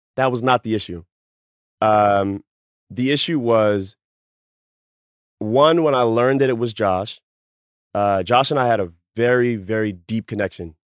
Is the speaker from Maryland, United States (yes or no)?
yes; Baltimore, Maryland, United States; I'm from Baltimore